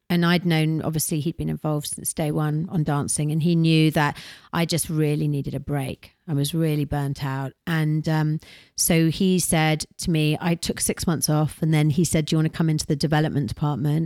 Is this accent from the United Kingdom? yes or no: yes; United Kingdom; now in United States; we're British